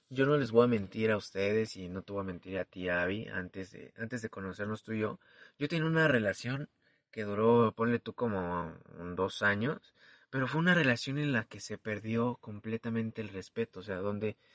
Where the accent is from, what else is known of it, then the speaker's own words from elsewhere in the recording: Mexico City, Mexico; soy chilango